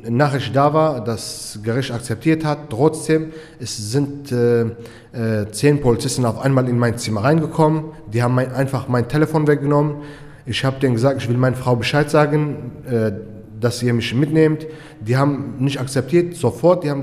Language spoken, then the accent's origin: German; Turkey; German is a second language; ich bin äh, in der Türkei im Krieg aufgewachsen.